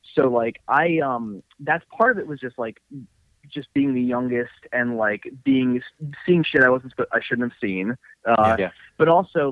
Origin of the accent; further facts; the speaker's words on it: Baltimore, Maryland, United States; Born and raised in Baltimore. My folks literally like still live in the same house I grew up in, which is in it's an area called Woodlawn.